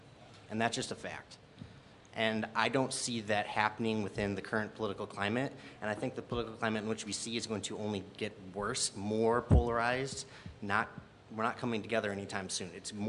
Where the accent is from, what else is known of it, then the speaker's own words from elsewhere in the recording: Sycamore, Illinois, United States; also born or lived in DeKalb, United States; now in Cortland, United States; I was born in DeKalb, raised in Sycamore, and now I own a home in Cortland.